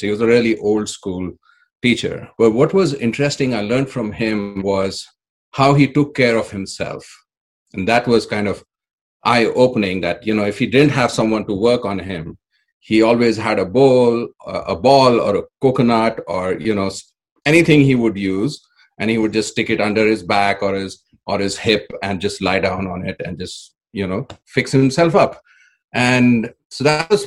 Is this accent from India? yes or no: yes; India; moved away as an adult; now in Nevada City, United States; Originally, I come from India.